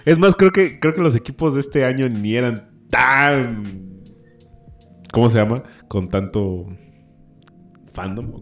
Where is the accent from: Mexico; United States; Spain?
Mexico; siendo mexicano